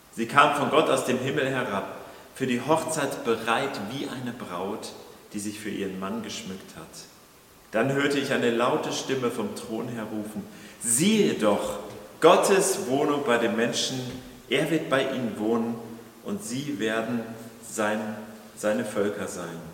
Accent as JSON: {"language": "German", "town": "Kiel", "region": "Schleswig-Holstein", "country": "Germany", "said": "für uns als, als Kieler, so Küstenbewohner"}